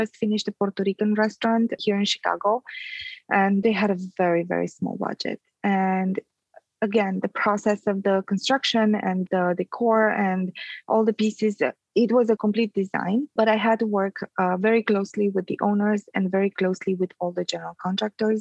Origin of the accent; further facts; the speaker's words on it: Transylvania, Romania; moved away; I'm Romanian. I was born in Transylvania